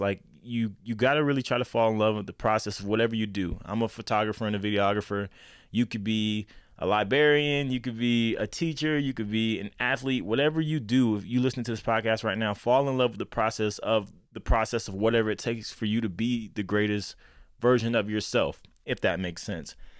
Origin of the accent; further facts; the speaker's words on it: Lakeland, Florida, United States; now in Denver, United States; I'm based out of Denver, Colorado, but I am from Lakeland, Florida